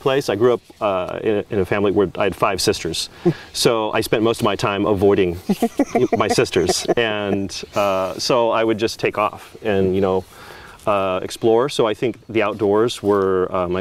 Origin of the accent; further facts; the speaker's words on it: Prescott, Arizona, United States; moved away as an adult; now in Oregon, United States; the town that I grew up in, Prescott, Arizona.